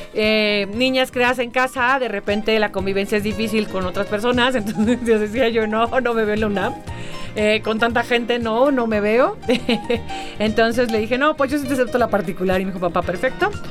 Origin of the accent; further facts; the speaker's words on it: Mexico; como buena mexicana